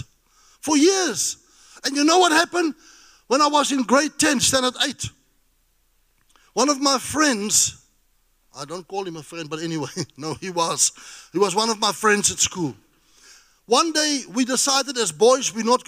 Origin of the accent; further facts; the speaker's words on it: South Africa; I'm a South African.